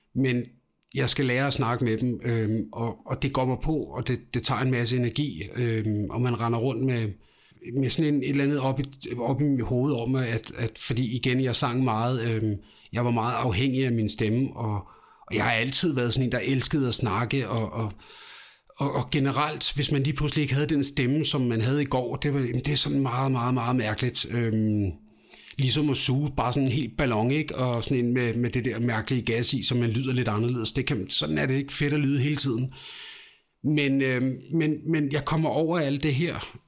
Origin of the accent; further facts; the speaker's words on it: Amager, Capital Region of Denmark, Denmark; also born or lived in Ishøj; jeg er født i Ishøj, men dog opvokset ude i Rødtjørnen ude på Amager